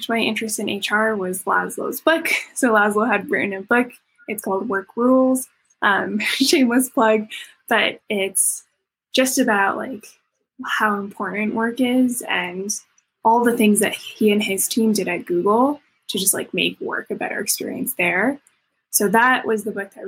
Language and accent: English; Canada; moved away; also born or lived in Harvard, United States / Silicon Valley, United States; I grew up in Canada